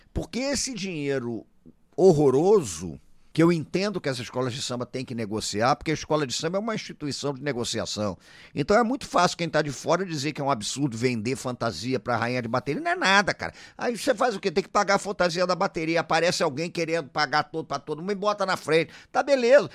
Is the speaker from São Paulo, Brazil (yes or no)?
no; Rio de Janeiro, Brazil; Eu sou do Rio de Janeiro